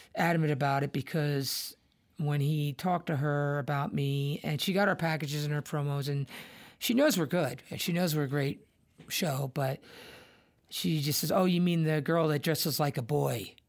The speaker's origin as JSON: {"language": "English", "town": "Irvington", "region": "New Jersey", "country": "United States", "tie": "born or raised there", "said": "growing up in New Jersey, in S, you know, in Irvington"}